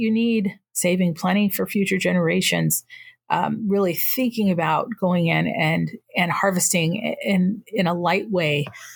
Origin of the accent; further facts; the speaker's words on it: Northern New Mexico, United States; now in Yakima Reservation, United States; I'm Tewa from Northern New Mexico, but I happen to live on the Yakima Reservation.